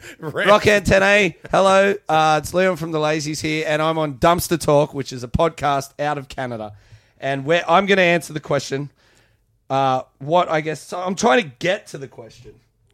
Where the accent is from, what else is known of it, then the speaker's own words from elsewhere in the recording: Australia; as an Australian